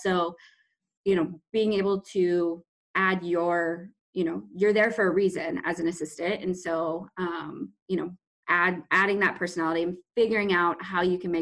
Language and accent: English; Midwest, United States; moved away as an adult; also born or lived in Maine / Mississippi; I'm from the Midwest. So both were very different from, you know, what I grew up around.